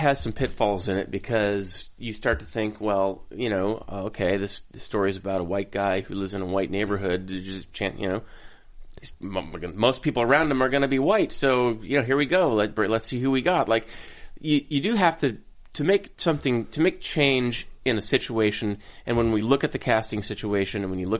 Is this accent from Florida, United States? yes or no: no; Minnesota, United States; I couldn't get any whiter. I'm from Minnesota